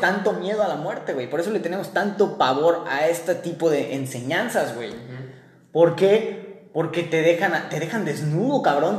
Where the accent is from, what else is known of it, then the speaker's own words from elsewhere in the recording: Mexico; yo nací en México